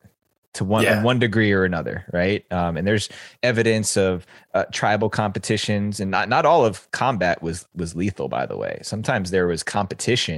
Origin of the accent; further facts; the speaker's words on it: United States; I grew up right outside New York City and very close